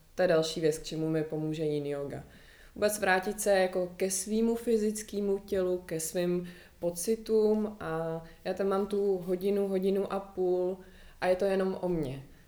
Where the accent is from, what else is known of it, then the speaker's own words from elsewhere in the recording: Prague, Czechia; jsem zvyklá žít ve městě, narodila jsem se v Praze